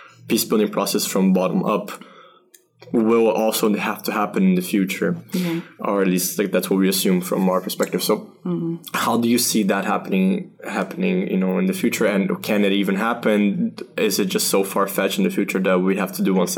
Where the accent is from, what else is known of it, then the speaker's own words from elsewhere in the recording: Brazil; now in Europe; I'm from Brazil, I'm based in Europe